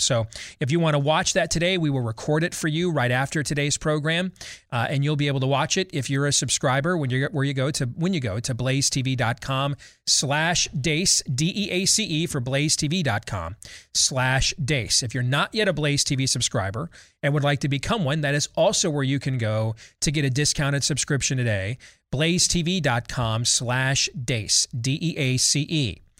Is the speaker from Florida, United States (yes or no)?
no; Michigan, United States; Like my home state, former home state of Michigan, they've gone from admitting 3 fully vaccinated people with COVID into hospitals a day